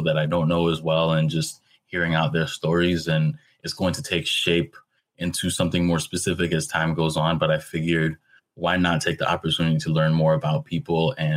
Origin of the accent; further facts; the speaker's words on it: New York, United States; born and raised in New York.